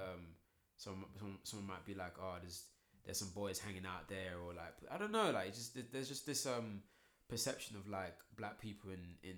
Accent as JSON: {"language": "English", "town": "Croydon", "region": "London", "country": "United Kingdom", "said": "I'm from Croydon"}